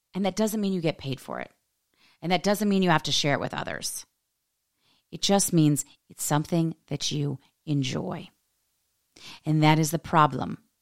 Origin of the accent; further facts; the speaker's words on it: United States; being an American woman